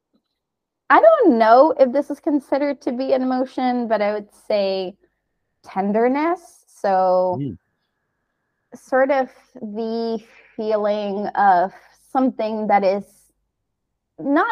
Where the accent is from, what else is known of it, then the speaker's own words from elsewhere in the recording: Canary Islands, Spain; moved away as an adult; also born or lived in United States; I'm originally from the Canary Islands, but I studied in the US